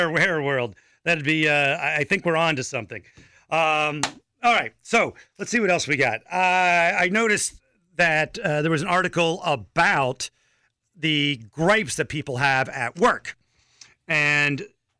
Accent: Rock Hill, South Carolina, United States; No, I'm getting my hometown, at least. The Panthers stadium or the practice facility that fell apart in Rock Hill, right?

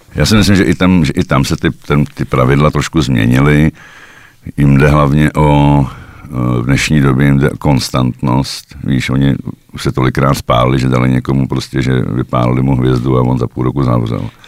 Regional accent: Czechia; moved away as an adult; now in Slovakia; jsem Čech

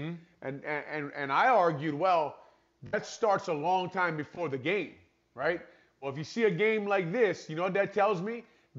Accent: Hawaii, United States; I grew up in Hawaii

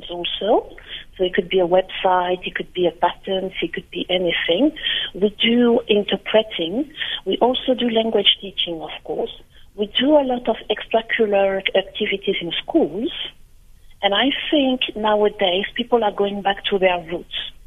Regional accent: France; now in South Africa; I was born and brought up in France by Cameroonian parents

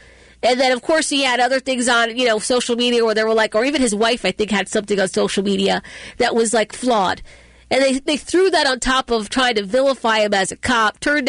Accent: Massachusetts, United States; I was born in Massachusetts

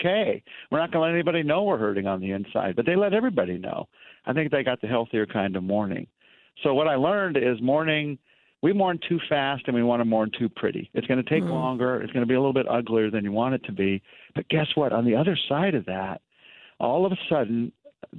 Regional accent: United States; I'm American

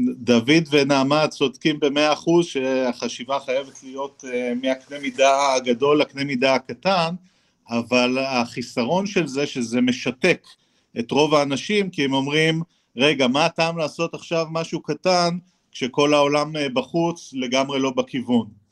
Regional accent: Haifa, Haifa District, Israel; אני אדריכל חיפאי

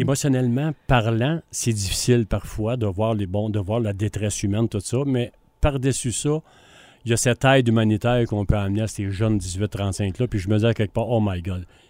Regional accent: Granby, Quebec, Canada; on est de Grimbe

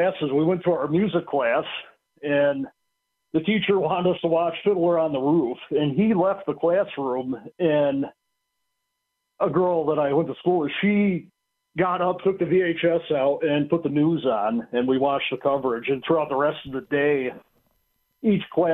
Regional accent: United States; I grew up in Wayne County in a very rural community.

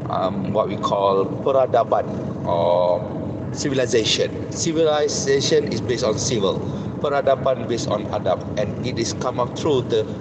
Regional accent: Malaysia; as a Malaysian

